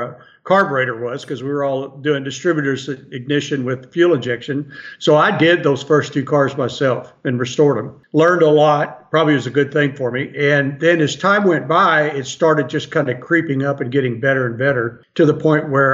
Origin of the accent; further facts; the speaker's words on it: United States; when I was growing up in Waucomas